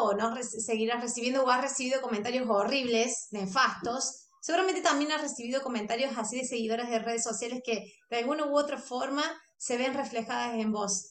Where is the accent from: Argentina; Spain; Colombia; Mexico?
Argentina; yo soy argentina